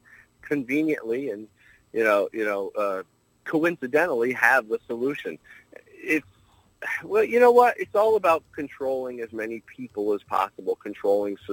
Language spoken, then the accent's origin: English; upstate New York, United States; up here in upstate New York